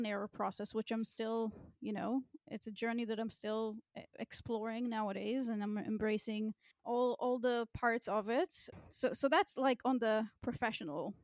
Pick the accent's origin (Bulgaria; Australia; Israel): Israel; moved away as an adult; now in Berlin, Germany; I grew up in Israel